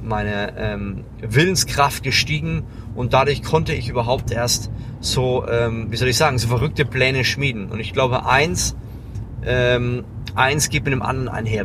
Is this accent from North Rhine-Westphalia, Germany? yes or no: no; Lower Franconia, Bavaria, Germany; ich bin ein Franke, ja, ich komme aus Unterfranken, das ist an der oberen Grenze von Bayern